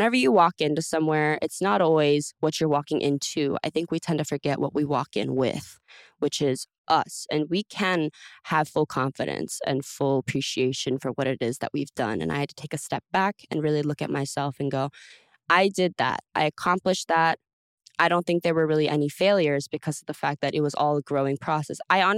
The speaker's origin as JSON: {"language": "English", "region": "Texas", "country": "United States", "said": "I'm from Texas, when you drive anywhere, there's cows."}